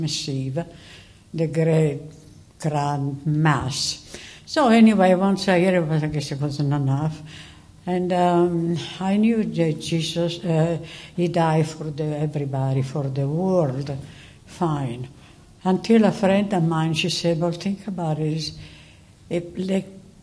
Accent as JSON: {"language": "English", "country": "Italy", "tie": "born or raised there", "moved": "yes", "said": "I was born in Italy, and as a good Italian, I've been brought up into the Catholic Church"}